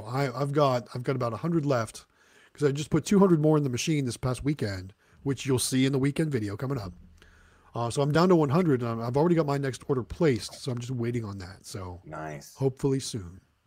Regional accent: Midwest, United States; now in Southern United States; I grew up in the Midwest, and now I'm a southern a southern guy.

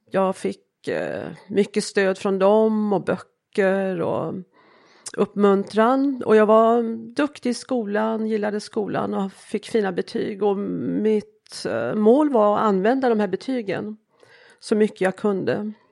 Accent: Småland, Sweden; Jag kommer från Småland.

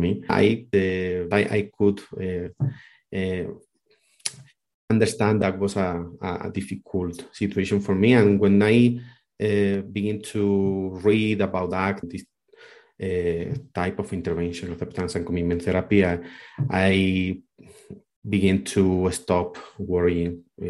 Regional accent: Spain; moved away as an adult; now in Colombia; I'm from Spain, but I am living in Colombia for the last 6-7 years.

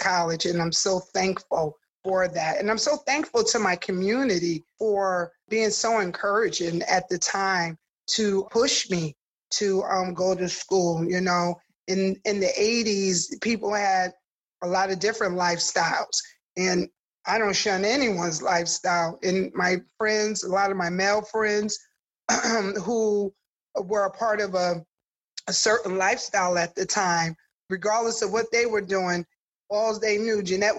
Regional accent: New Haven, Connecticut, United States; I'm born and raised in New Haven. I do look at myself as so New Haven. I grew up in Newhartville

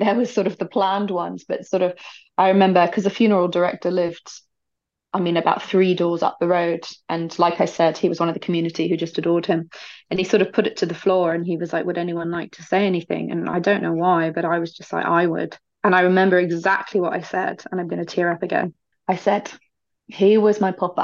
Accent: United Kingdom; I feel like as British people

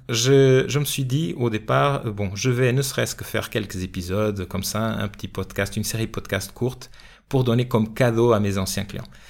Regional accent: Portugal; now in France; mon pays d'origine, le Portugal

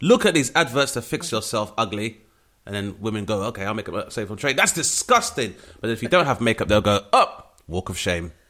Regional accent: London, United Kingdom; which was a very rare experience for a lot of my peers growing up in Southeast London.

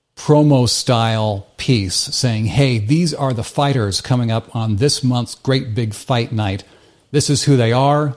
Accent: Midwest United States, United States; moved away; I grew up in the Midwest United States

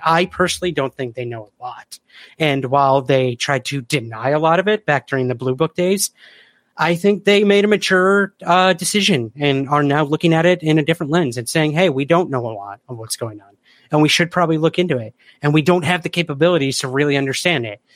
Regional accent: Syracuse, New York, United States; I'm from Syracuse, New York.

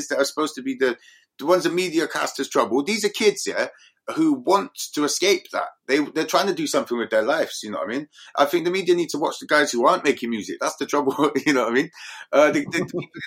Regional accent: Bristol, South West England, United Kingdom; I grew up in Eastern London, St. Paul's, and the sheer amount of rappers and artists that we had back then

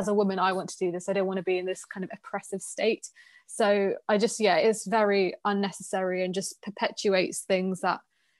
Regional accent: Pakistan; you have to listen to me because I'm a Pakistani woman.

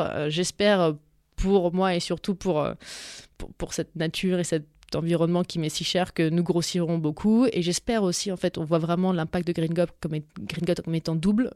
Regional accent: Dijon, Bourgogne-Franche-Comté, France; moved away; also born or lived in New York; je viens de Dijon

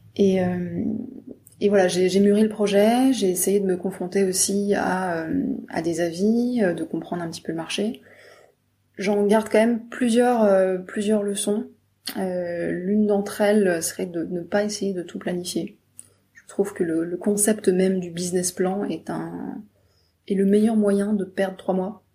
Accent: Brittany, France; je viens de Bretagne

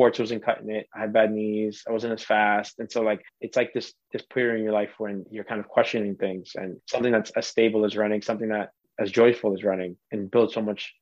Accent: Boston, Massachusetts, United States; born and raised in Dorchester, Massachusetts, Boston

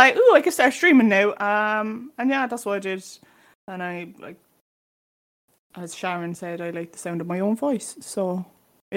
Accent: Cork, Munster, Ireland; I'm 22, I'm from Cork.

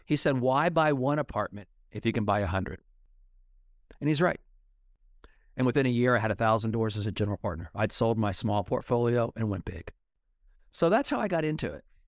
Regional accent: Oklahoma, United States; when I was growing up in Oklahoma in the eighties

